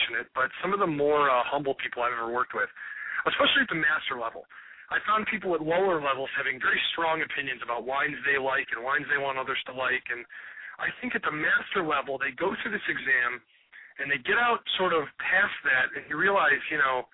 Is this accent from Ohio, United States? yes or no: yes; Cleveland, Ohio, United States; who's born and raised in Cleveland, Ohio